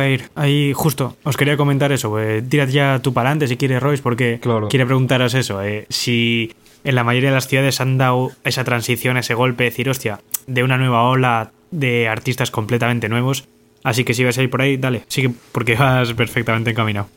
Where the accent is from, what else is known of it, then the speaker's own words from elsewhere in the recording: Bilbao, Basque Country, Spain; yo soy de Bilbao